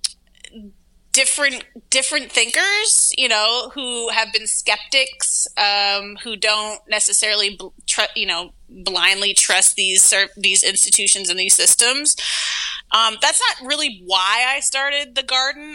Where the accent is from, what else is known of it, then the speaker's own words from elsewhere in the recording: Pacific Northwest, United States; also born or lived in Brooklyn, New York; now in New York City, United States; I grew up in the Pacific Northwest, and it's like mad hippies and like anarchists and shit over there.